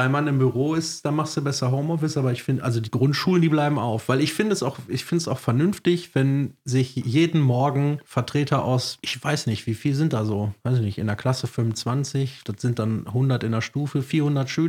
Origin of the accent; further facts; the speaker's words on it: North Rhine-Westphalia, Germany; Bei uns im Ruhrgebiet, da vertraut man einander.